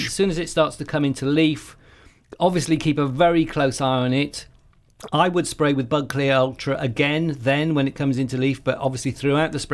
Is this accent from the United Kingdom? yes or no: yes; Wales, United Kingdom; I'm Welsh